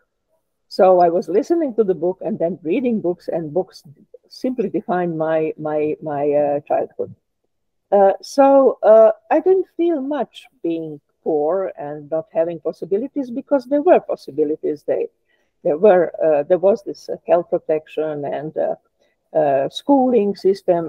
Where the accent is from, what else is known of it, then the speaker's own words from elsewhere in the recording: Belgrade, Serbia; now in Ljubljana, Slovenia; I was born in Belgrade, so I'm not a Slovenian, as many nationalists here would like to underline. I'm a foreigner here in Slovenia.